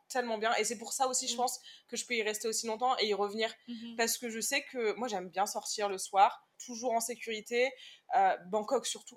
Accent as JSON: {"language": "French", "country": "France", "said": "Je lui réponds de France"}